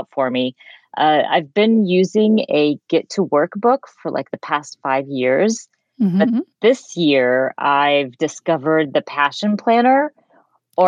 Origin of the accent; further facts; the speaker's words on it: Georgia, United States; moved away; also born or lived in Jordan; I was raised in Georgia, but also raised in the Middle East. So at a certain point of my life, my parents moved to Jordan and we lived there for a few years